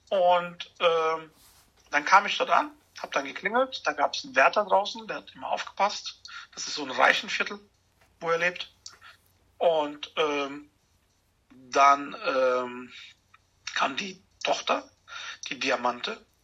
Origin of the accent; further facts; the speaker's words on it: Germany; Und da habe ich gesagt, ich komme aus Deutschland und dann fing er an, Deutsch mit mir zu reden.